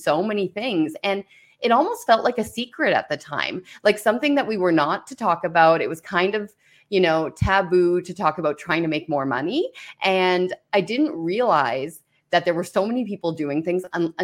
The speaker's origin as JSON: {"language": "English", "town": "Cornwall", "region": "Ontario", "country": "Canada", "tie": "born or raised there", "said": "They owned an extra property where we grew up in Cornwall"}